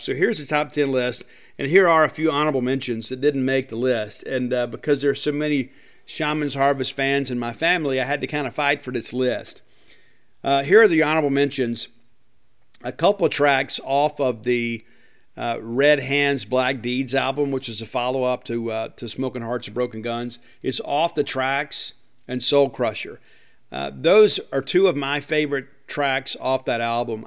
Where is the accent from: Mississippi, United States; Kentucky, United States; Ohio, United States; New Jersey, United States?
Mississippi, United States; my home state